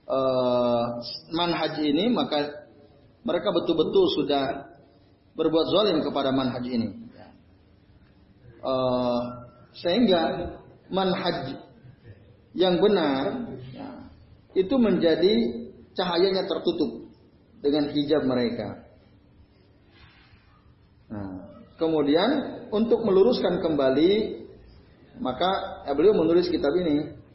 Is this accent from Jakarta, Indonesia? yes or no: no; Kudus, Central Java, Indonesia; termasuk di kampung saya itu di Sampangan itu ya. Wah itu repot juga. Maka kemarin saya nggak datang juga, saya ke Kudus pulang waktu itu kemarin.